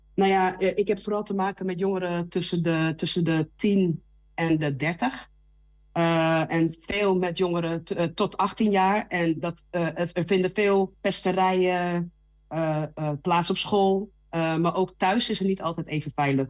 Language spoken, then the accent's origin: Dutch; Randstad, Netherlands; moved away as an adult; now in Twente, Netherlands; ik kom zelf uit de Radstad.